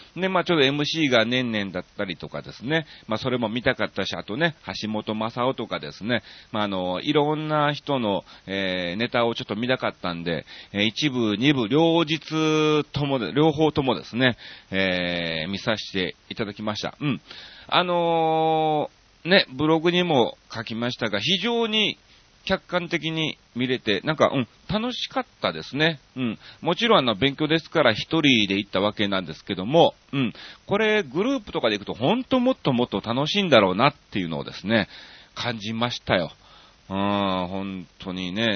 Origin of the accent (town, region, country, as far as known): Kansai, Japan; born or raised there; moved away as an adult; also born or lived in Osaka; now in Tokyo, Japan